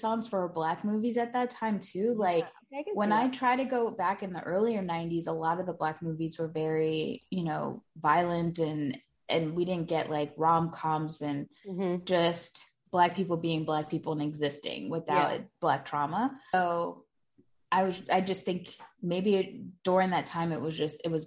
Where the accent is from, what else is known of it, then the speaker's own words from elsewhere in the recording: New York, United States; me being a New Yorker